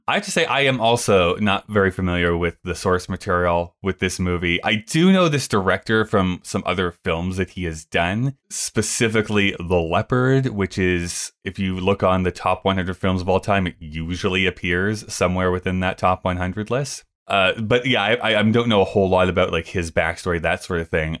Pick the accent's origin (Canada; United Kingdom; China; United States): Canada; as a Canadian